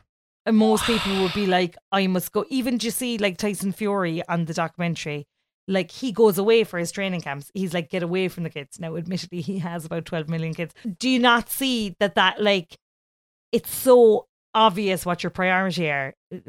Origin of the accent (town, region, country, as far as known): Ireland